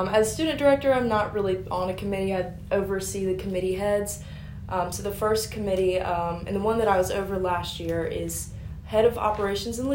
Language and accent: English; Carthage, Mississippi, United States; I'm from Carthage, Mississippi originally, an hour down the road, not very far at all